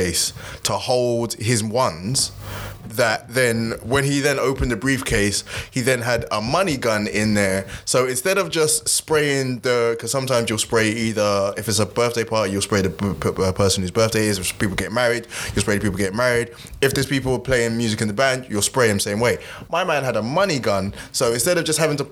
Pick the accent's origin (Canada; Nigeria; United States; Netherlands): Nigeria; As a Nigerian